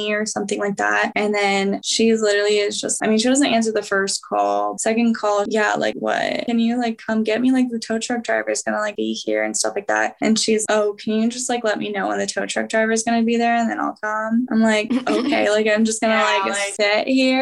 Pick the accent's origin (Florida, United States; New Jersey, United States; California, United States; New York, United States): California, United States; moved away as an adult; also born or lived in Boise; I'm from California